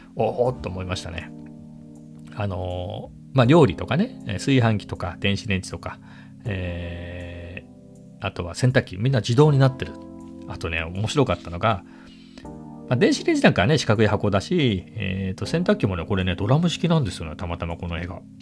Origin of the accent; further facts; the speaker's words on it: Ibaraki, Japan; 僕は茨城県出身だったのでその頃茨城に住んでいた